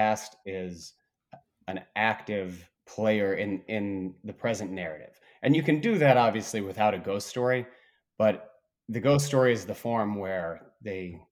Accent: Bloomington, Indiana, United States; in Indiana, we have Lake Monroe near my hometown of Bloomington

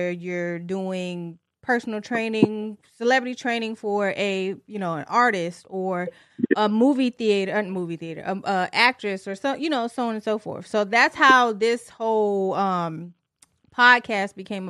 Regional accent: Tennessee, United States; born or raised there; also born or lived in Detroit, Michigan / Franklin, Tennessee

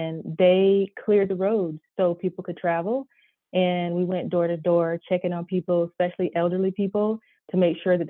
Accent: Florence, South Carolina, United States; But in South Carolina, I grew up in Florence

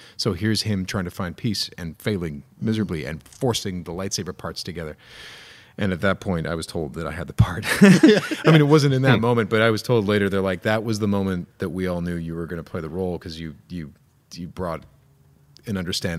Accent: Illinois, United States; No, I'm from Illinois

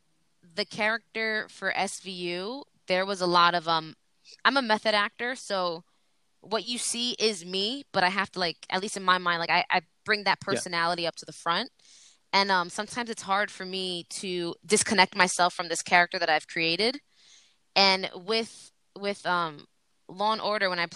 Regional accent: New York, United States; accent: New York; I'm from New York and I have an accent

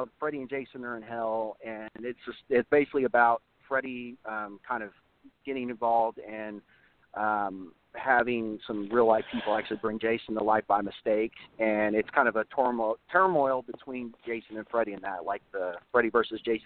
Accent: Southern Indiana, United States; moved away as an adult; now in Oklahoma, United States; growing up in Southern Indiana, I didn't really have much options. And so when I moved to Oklahoma back in 2015

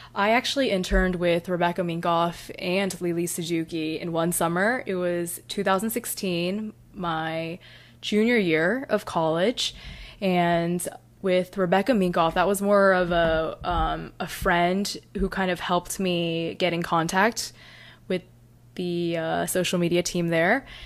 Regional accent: North Carolina, United States; I'm from North Carolina

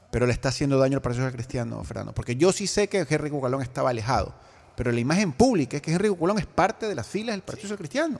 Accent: Guayaquil, Guayas, Ecuador; como guayaquileños, como ecuatorianos

